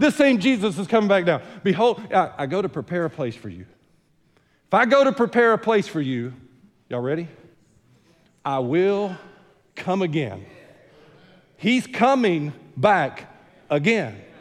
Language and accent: English; United States; I'm American true and true and through and through